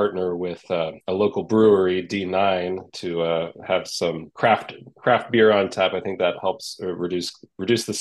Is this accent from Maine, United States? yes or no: no; Charlotte, North Carolina, United States; moved away as an adult; also born or lived in New York; I grew up in Charlotte and moved away for 10 years after college to New York, and I've been back a little over 5 years